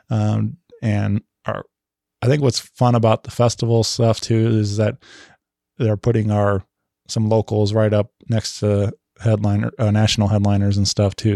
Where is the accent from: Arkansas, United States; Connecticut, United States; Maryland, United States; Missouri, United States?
Missouri, United States; St. Louis; it's home, my hometown